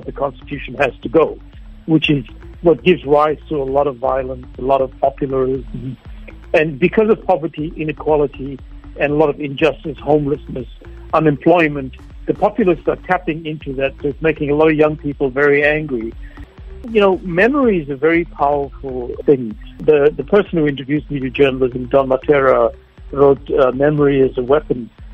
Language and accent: English; South Africa; moved away; I never felt uh, quite at home in my community as a child. And now I come back to a country that, that seems really alien to me. Well, I came back 10 years ago